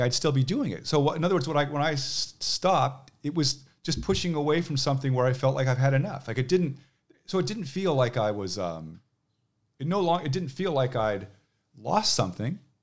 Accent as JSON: {"language": "English", "town": "Manhattan Beach", "region": "California", "country": "United States", "tie": "born or raised there", "moved": "yes", "lives_now": "Seattle, United States", "said": "I grew up in Manhattan Beach"}